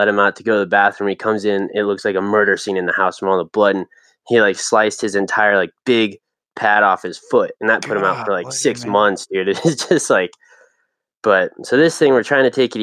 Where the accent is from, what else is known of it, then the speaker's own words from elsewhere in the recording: Longmont, Colorado, United States; I was born and raised in Longmont, Colorado.